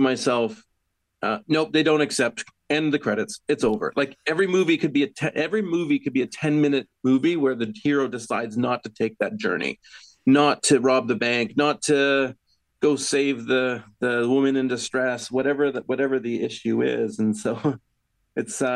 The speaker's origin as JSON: {"language": "English", "country": "Canada", "tie": "born or raised there", "also_born_or_lived": "England", "moved": "as an adult", "said": "I was born and raised in Canada, but my family is from the Yorkshire area, in West Yorkshire area in England"}